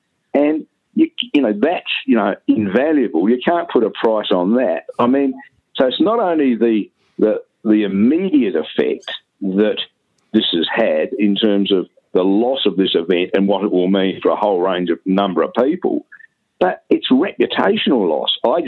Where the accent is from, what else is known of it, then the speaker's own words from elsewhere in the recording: Adelaide, South Australia, Australia; born there; also born or lived in Melbourne / Brisbane / Perth; But I was born in Adelaide, and, I mean, Adelaide has been known as a bit of a sleepy village